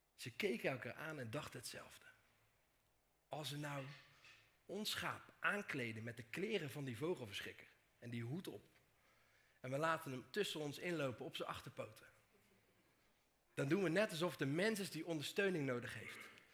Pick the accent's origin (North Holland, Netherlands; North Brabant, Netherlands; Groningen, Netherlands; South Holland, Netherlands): South Holland, Netherlands; Dordrecht; Kom ik uit Dordrecht. Of zoals ik normaal gesproken zeg, Dort.